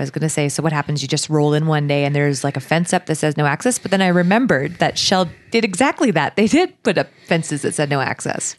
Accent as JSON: {"language": "English", "country": "Canada", "said": "being a Canadian sitting here."}